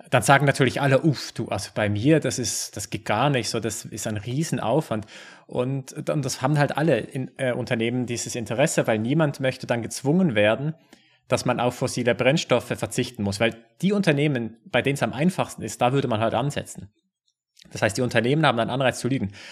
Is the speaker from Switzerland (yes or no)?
yes; Switzerland; bei uns in der Schweiz